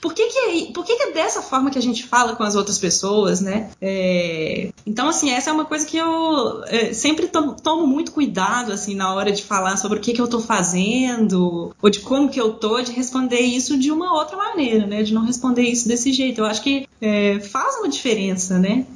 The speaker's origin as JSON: {"language": "Portuguese", "town": "Belo Horizonte", "region": "Minas Gerais", "country": "Brazil", "moved": "as an adult", "lives_now": "Pato Branco, Brazil", "said": "eu sou de Belo Horizonte, morava lá e trabalhava lá como professora universitária"}